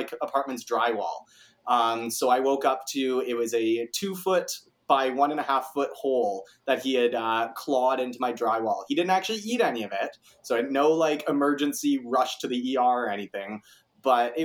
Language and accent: English; Kitchener, Ontario, Canada; I am 24 years old, Kitchener born and raised. So I went to KCI and I've been living in Kitchener my whole life